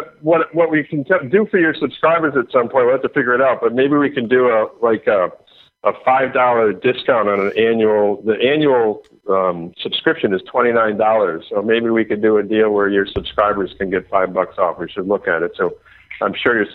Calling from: Florida, United States; Okay, I'm in Florida. I'm calling you from Florida.

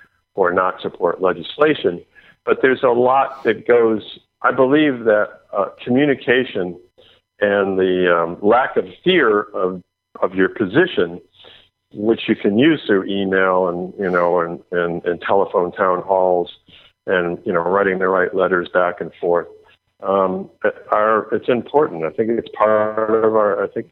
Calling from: Florida, United States; Okay, I'm in Florida. I'm calling you from Florida.

